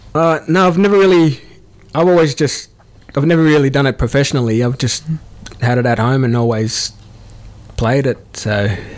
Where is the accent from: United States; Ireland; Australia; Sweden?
Australia; Melbourne, Victoria; moved away; also born or lived in New South Wales / Shepparton; I grew up in Melbourne and uh, recently moved from Shepparton